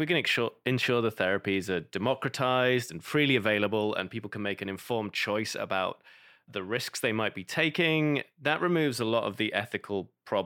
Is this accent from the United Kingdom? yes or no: yes; United Kingdom; as a Brit